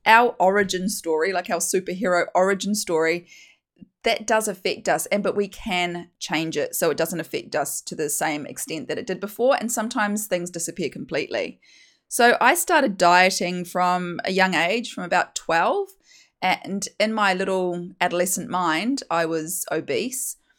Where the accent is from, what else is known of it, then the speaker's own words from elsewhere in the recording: New Zealand; moved away as an adult; also born or lived in United Kingdom; now in Australia; as you can hear from my accent, I'm from New Zealand